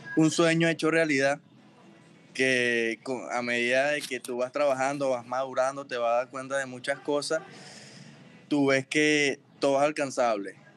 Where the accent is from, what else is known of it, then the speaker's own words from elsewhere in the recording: El Roble, Carabobo, Venezuela; moved away; also born or lived in Naguanagua; yo nací en Naguanagua, pero me crié en el Roble. Es como, como un barrio en Osguayo.